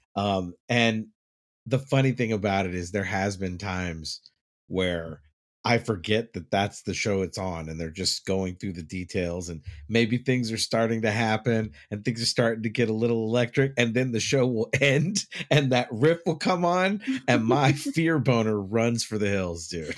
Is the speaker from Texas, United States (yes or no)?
yes; Dallas, Texas, United States; moved away; I grew up in Dallas, so we had tornado warnings all the time.